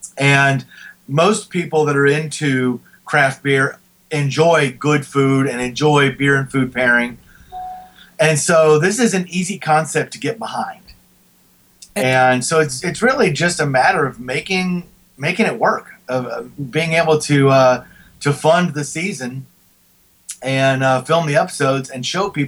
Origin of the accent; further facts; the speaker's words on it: Houston, Texas, United States; Carbach, which is in my hometown of Houston